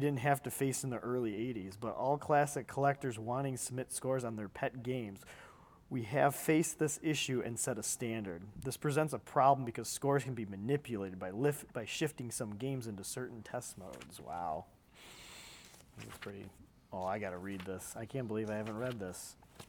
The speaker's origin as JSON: {"language": "English", "country": "Canada", "said": "No, I'm from Canada, and I watched Pixelated Heroes."}